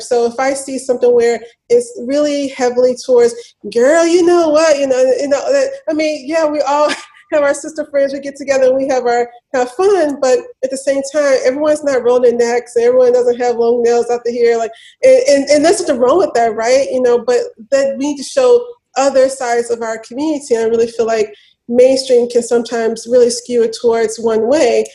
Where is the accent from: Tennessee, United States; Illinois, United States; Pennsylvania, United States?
Tennessee, United States; Memphis; I grew up in Memphis, born and raised